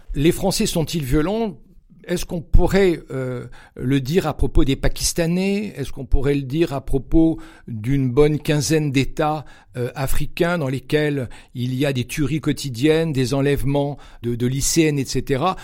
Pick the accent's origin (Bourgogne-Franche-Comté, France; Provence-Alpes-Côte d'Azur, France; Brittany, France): Provence-Alpes-Côte d'Azur, France; Cannes; moved away; also born or lived in Geneva, Switzerland / south of Paris; je suis né à Cannes, dans les Alpes-Maritimes